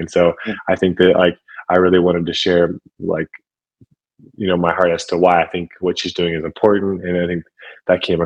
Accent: Ohio, United States; moved away as an adult; move back to Ohio, to my hometown

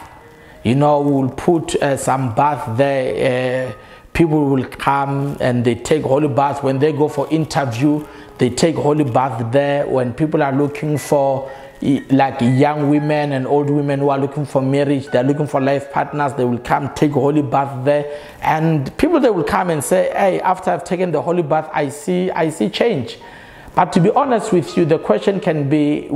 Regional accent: South Africa; I come from South Africa

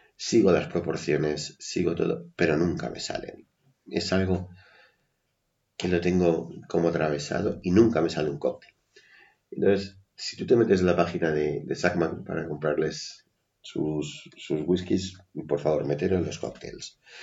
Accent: Madrid, Community of Madrid, Spain; also born or lived in Levante; somos madrileños de nacimiento, un poco de crianza, pero bueno, hemos terminado fuera de Madrid.

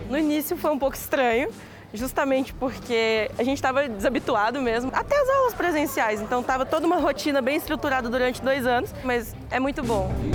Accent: Minas Gerais, Brazil; moved away as an adult; now in São Paulo, Brazil; Eu sou de Minas

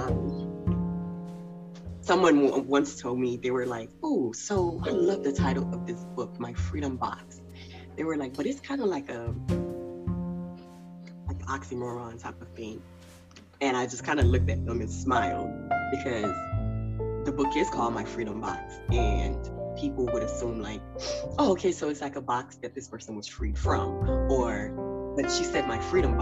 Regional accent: Haiti; now in United States; I'm from Haiti

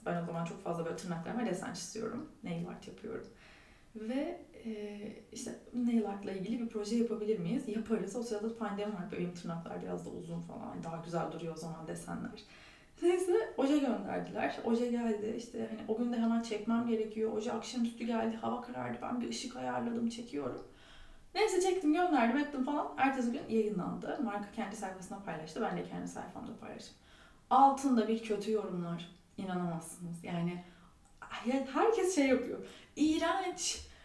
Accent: Turkey; biz Türkler olarak

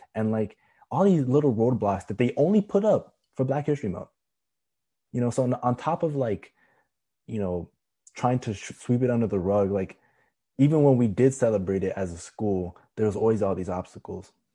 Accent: Florida, United States; I'm from Florida

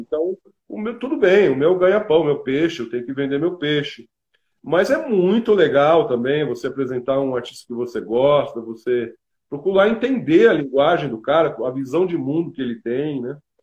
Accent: Brazil; eu sou latino-americano, sou brasileiro

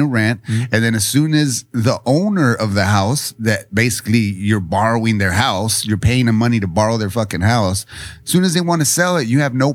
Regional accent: San Diego, California, United States; also born or lived in Chula Vista; I was the first born on my mom's side here in San Diego at Kaiser Permanente. And then we grew up right there by St. Jude's

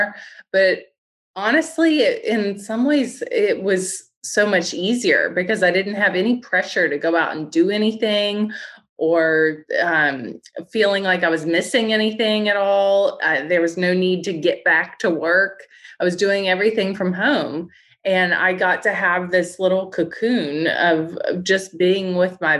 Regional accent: West Virginia, United States; accent: Appalachian; moved away as an adult; now in New York, United States; I'm from West Virginia, so I've got a little Appalachian accent.

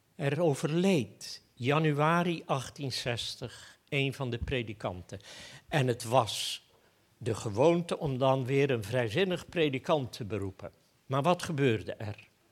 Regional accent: Goes, Zeeland, Netherlands; now in Apeldoorn, Netherlands; Ik ben opgegroeid in Goes

